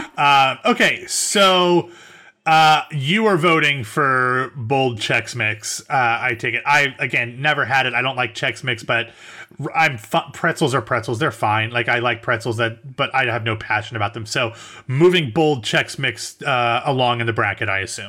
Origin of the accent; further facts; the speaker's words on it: Central Ohio, United States; now in the South, United States; we are both from Central Ohio, um, but no longer live there, I am in the South